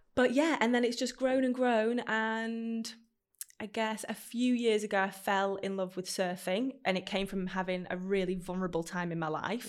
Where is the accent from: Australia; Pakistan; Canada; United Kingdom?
United Kingdom; Stockport, North West England; I grew up in Stockport, which is very landlocked